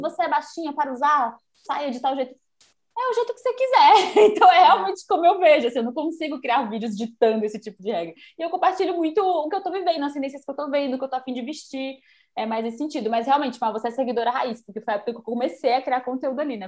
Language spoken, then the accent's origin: Portuguese; Bahia, Brazil; moved away as an adult; now in São Paulo, Brazil; eu sou baiana, né? Eu vim morar aqui por isso, eu vim fazer faculdade e nunca mais voltei